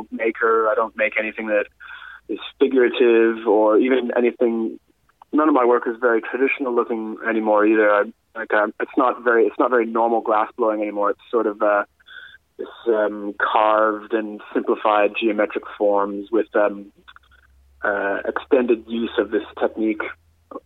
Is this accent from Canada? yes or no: yes; Canada; moved away as an adult; now in Adelaide, Australia; I came to Adelaide in 2009. I'm Canadian